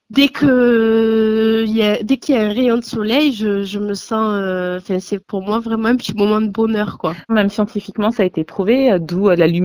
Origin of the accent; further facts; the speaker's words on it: Marseille, Provence-Alpes-Côte d'Azur, France; now in Paris, France; je suis pas originaire de Paris. Je viens de Marseille.